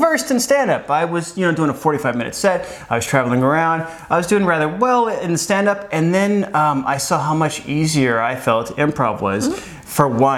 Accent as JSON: {"language": "English", "town": "Phoenix", "region": "Arizona", "country": "United States", "tie": "born or raised there", "also_born_or_lived": "Flagstaff, Arizona", "moved": "yes", "lives_now": "Los Angeles, United States", "said": "I'm originally from Phoenix, Arizona. I grew up, like, when Phoenix was kind of a small town"}